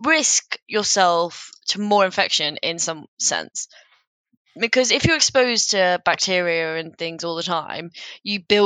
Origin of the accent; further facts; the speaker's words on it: United Kingdom; both from the United Kingdom.